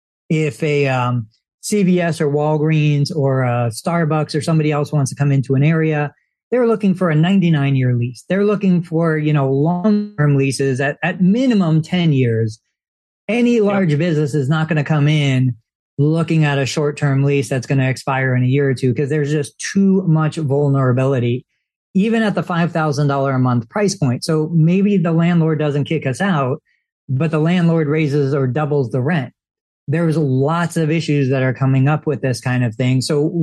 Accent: New York, United States; I came from New York. I don't remember the areas all that well

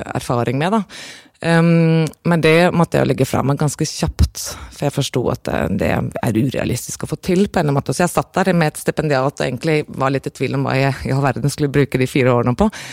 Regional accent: Norway; moved away; also born or lived in Aarhus, Denmark; jeg var norsk

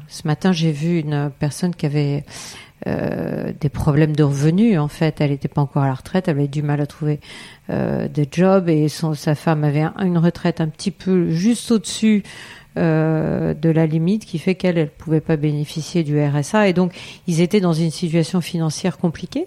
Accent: Eure-et-Loir, Centre-Val de Loire, France; also born or lived in Paris; Je suis originaire aussi d'Eure-et-Loire

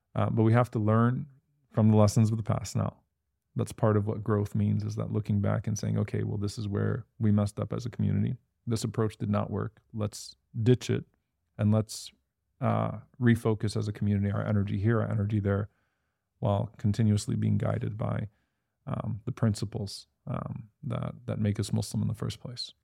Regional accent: United States; We're still American in that we care for our American neighbors.

